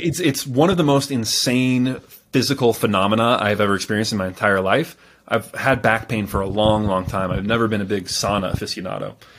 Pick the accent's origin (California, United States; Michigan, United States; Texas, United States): California, United States; I was born in California